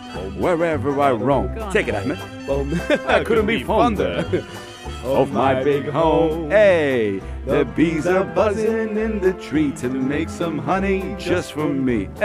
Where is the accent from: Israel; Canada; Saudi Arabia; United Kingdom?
Saudi Arabia; I'm from Saudi.